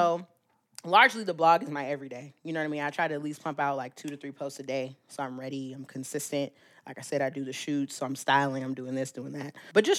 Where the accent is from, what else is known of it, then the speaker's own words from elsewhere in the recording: California, United States; we grew up in California where people are like, why would you leave California?